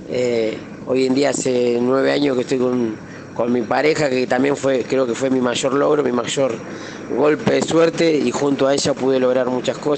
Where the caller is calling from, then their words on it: Claypole, Buenos Aires Province, Argentina; de Claypole